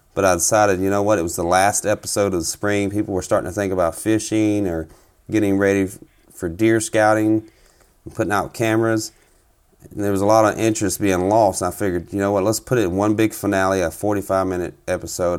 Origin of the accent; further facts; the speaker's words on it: South Carolina, United States; moved away as an adult; now in Minnesota, United States; I'm originally from South Carolina